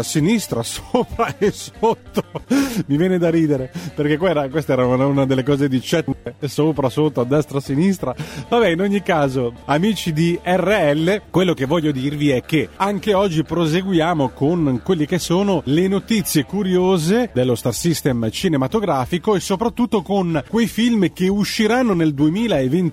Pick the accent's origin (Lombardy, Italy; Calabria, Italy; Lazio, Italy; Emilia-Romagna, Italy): Calabria, Italy; le mie radici, eh, da calabrese che nasce, eh, sul mare, proprio sulla spiaggia, mi permettono, appunto, per dire di essere non un pescatore, ma un nativo in un paese di pescatori